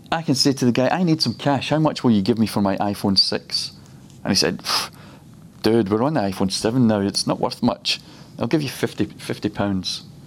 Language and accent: English; Scotland, United Kingdom; he decided that I would be born in the best nation in the world, and he's put me in Scotland